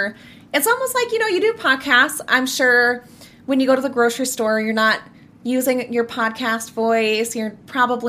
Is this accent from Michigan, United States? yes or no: no; Minnesota, United States; I am 24 years old. I'm from Minnesota.